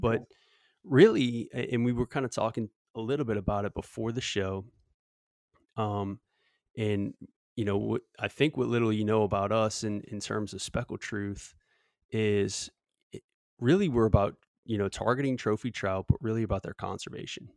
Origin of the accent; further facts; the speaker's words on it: Southeast Louisiana, United States; growing up in Southeast Louisiana